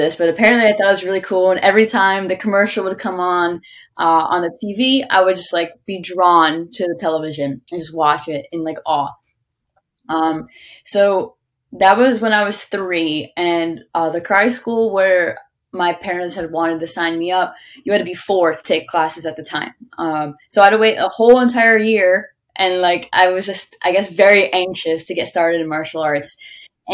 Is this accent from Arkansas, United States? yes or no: no; Long Island, New York, United States; I'm from Long Island, New York, and I've always been there all my life